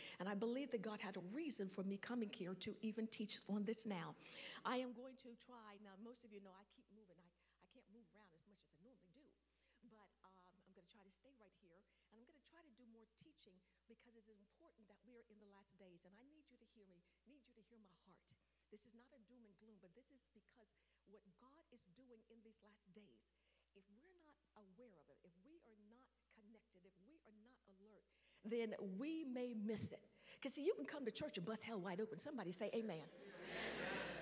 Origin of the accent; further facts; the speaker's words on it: New York, United States; accent: New York; now in Georgia, United States; I've been in South long enough to be a Georgia peach, but I still sound like somebody from New York